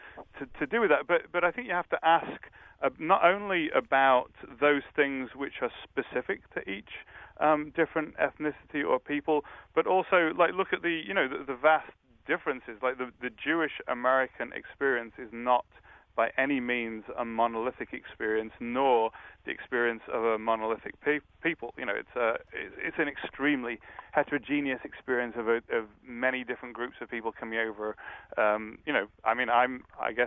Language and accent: English; England, United Kingdom; now in United States; As an Englishman, you know, I come over here